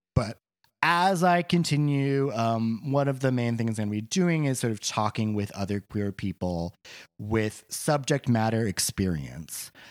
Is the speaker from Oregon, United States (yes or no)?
yes; Boring, Oregon, United States; also born or lived in Portland, Oregon; I grew up on a farm outside of Portland in the town of Boring, Oregon, which is a real place